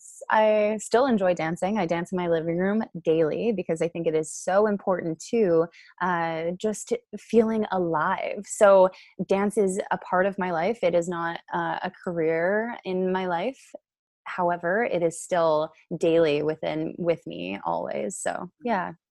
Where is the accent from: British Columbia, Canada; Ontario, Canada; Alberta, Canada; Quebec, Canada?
Alberta, Canada; Calgary; originally I am born and raised in Calgary